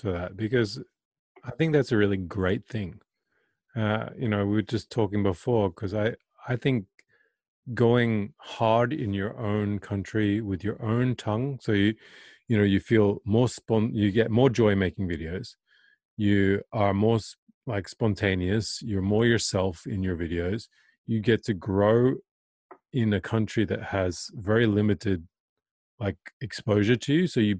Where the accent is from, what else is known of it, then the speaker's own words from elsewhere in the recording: Australia; I'm proud to be Australian, you know. So when people say, oh, you're from America, I'm like, no, I'm Australian, you know.